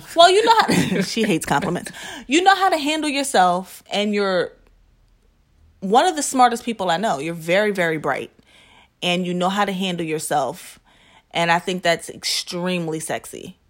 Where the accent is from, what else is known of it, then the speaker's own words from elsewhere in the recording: New Jersey, United States; now in Philadelphia, United States; I'm from Jersey. I'm suburban.